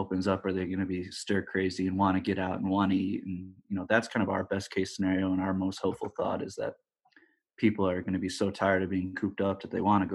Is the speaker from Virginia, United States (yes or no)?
no; South Bend, Indiana, United States; also born or lived in Lansing, Michigan; we grew up in South Bend, Indiana, for most of my life.